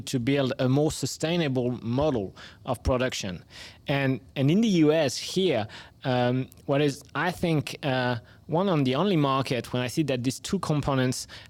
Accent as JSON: {"language": "English", "country": "France", "accent": "French", "second_language": "English", "said": "we are home base in France, so that's where my accent comes from"}